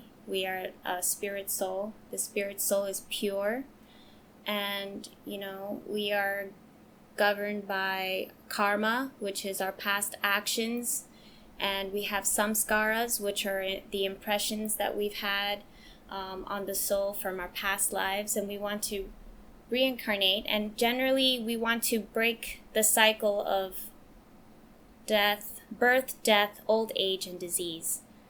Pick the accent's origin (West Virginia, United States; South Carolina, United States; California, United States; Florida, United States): West Virginia, United States; also born or lived in Hawaii; And also, let's see, one of my other favorite places was growing up in West Virginia.